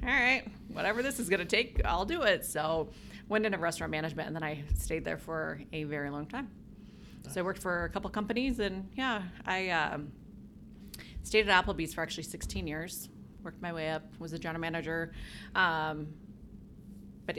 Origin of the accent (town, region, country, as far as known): North Idaho, United States; born or raised there; also born or lived in Challis, Idaho